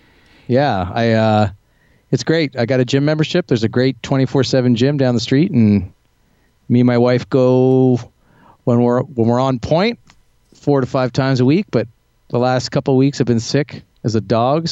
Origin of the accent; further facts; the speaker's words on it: Toronto, Ontario, Canada; also born or lived in Bermuda; now in Estonia; Yeah, I'm Canadian. I've basically been living and performing abroad for the last 15 years. And for most of that, I was in Bermuda for about 12 years at a house gig there at a bar.